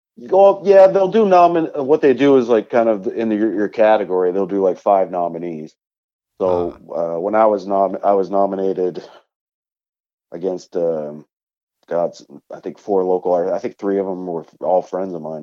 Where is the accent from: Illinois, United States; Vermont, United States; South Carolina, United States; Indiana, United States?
Vermont, United States; up here in my home state of Vermont.